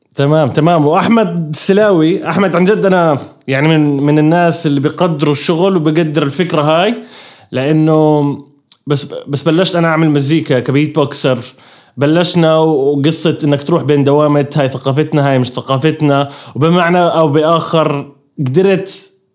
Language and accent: Arabic; Irbid, Irbid Governorate, Jordan; moved away; طلعنا من اربد